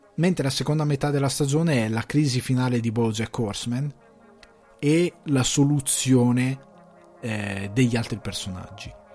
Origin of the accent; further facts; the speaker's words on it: Cremasco, Lombardy, Italy; sono cresciuto nel Cremasco, andavo a scuola eh, all'università ne, mm, a Crema, all'università scusate, alle scuole superiori a Crema